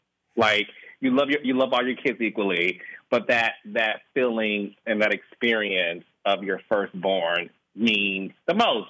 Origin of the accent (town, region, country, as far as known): Detroit, Michigan, United States; born or raised there